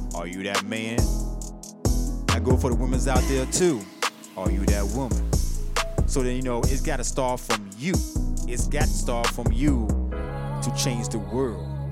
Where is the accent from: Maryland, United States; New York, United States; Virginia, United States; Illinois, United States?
Virginia, United States; I'm not from Richmond, Virginia, but I'm from from from Virginia